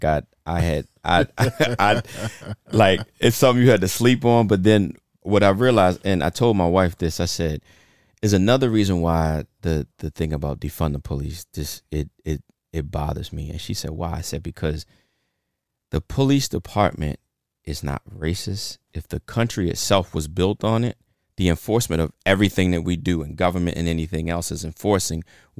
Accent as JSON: {"language": "English", "town": "Baltimore", "region": "Maryland", "country": "United States", "tie": "born or raised there", "said": "I can't fight that, even though I know what it is, growing up in Baltimore City, this, that, and the fourth."}